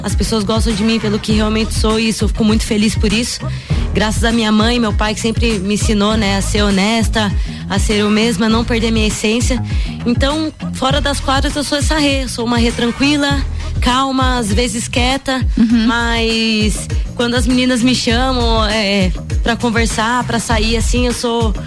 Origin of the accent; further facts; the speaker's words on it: Piedade, São Paulo, Brazil; also born or lived in Botucatu, São Paulo; eu nasci em Botucatu, interior de São Paulo, mas com sete anos é, nos mudamos para Piedade, São Paulo também